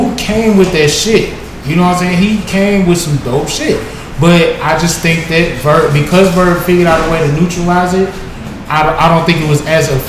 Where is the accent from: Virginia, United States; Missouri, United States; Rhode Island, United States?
Missouri, United States; St. Louis; we are from St. Louis.